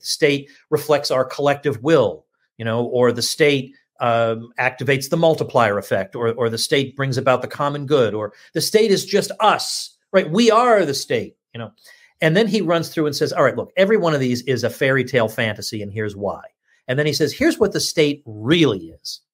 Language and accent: English; Massachusetts, United States; moved away; also born or lived in New York City; I was born in Massachusetts, lived there, and then New York City for a long time